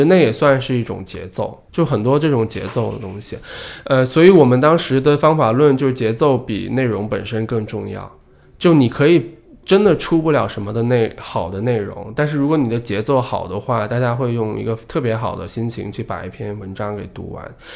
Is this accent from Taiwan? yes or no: no; Guangxi, China; now in Beijing, China; 在老家，我老家广西的